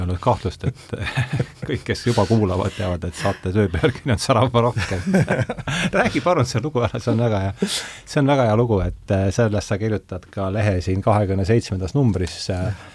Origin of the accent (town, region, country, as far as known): Rakvere, Lääne-Viru County, Estonia